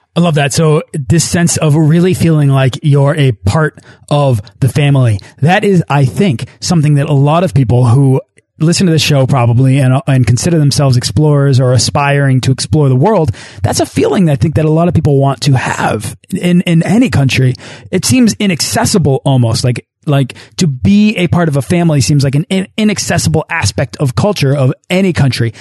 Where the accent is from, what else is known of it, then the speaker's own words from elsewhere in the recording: United States; as an as an American